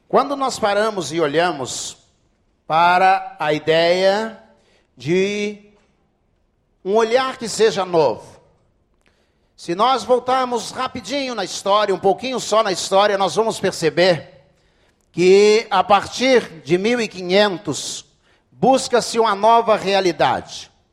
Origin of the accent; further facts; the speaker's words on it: Rio de Janeiro, Brazil; Eu não sou judeu, sou daqui do Rio de Janeiro mesmo